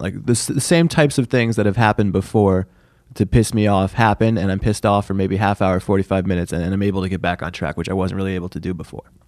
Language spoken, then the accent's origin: English; Syracuse, New York, United States; I am from Syracuse